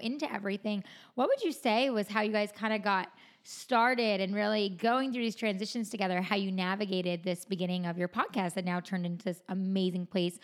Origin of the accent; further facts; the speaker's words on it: Rockland County, New York, United States; moved away as an adult; now in Los Angeles, United States; I was born in Rockland County, which is like 20-30 minutes outside of the city